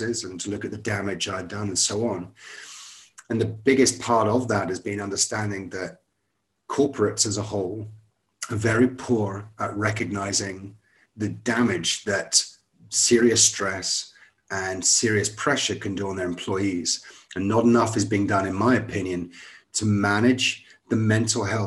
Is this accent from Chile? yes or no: no; Scotland, United Kingdom; moved away; I went to a good private school in Scotland. I'm from Scotland originally